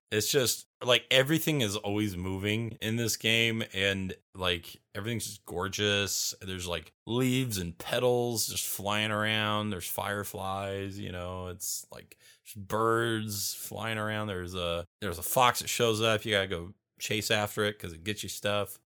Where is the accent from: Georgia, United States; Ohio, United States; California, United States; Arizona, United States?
California, United States; Bakersfield; moved away; I grew up in Bakersfield